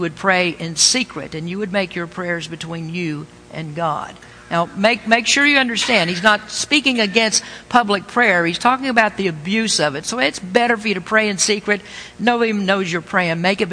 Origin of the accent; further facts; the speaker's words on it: the Bible Belt, United States; I was raised in the Bible Belt.